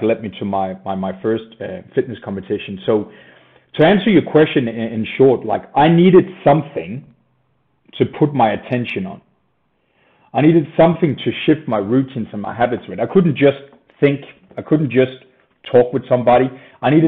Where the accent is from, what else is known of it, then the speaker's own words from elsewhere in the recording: Denmark; moved away as an adult; now in Australia; I moved down under from Scandinavia in Denmark. Grew up there, happy child